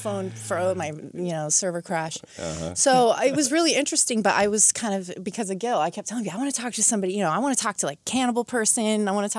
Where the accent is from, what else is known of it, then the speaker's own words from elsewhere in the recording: Westwood, California, United States; It was Westwood, California, really small town.